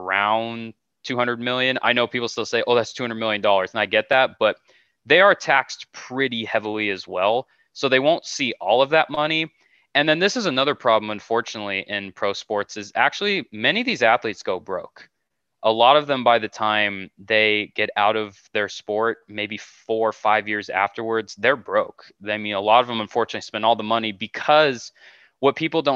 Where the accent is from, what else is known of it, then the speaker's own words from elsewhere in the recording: California, United States; I'm from California